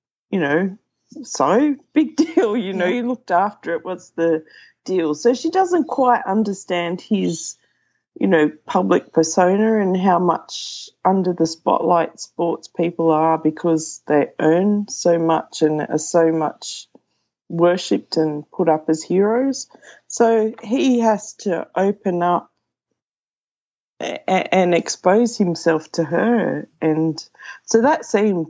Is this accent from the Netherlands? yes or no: no; Sydney, New South Wales, Australia; also born or lived in Wagga Wagga; I grew up in Sydney